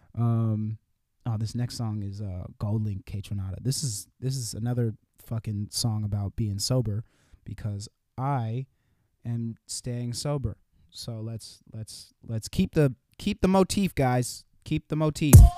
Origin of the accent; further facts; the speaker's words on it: California, United States; I'm from California